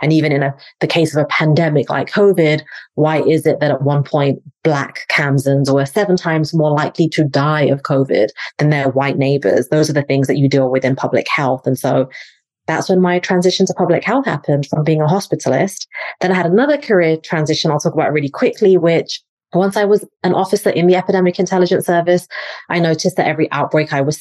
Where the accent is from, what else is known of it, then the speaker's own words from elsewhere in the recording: England, United Kingdom; moved away as an adult; now in United States; I'm from England, originally live in the States now